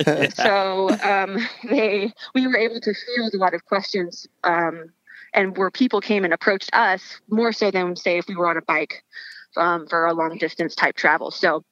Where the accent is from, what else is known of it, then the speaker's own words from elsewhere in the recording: Texas, United States; also born or lived in Colorado; now in Idaho, United States; I came from Texas, kind of made a little bit of a pit stop transition in Colorado. And then I kind of kept moving west.